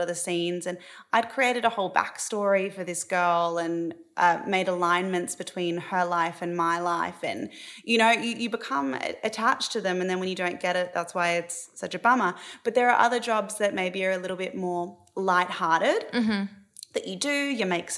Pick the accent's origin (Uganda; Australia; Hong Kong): Australia; moved away as an adult; now in Los Angeles, United States; growing up in Australia